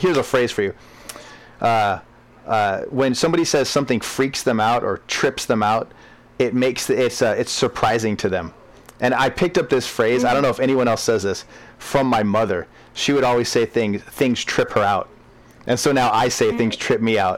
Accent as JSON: {"language": "English", "country": "United States", "said": "I'm from America, so I grew up drinking"}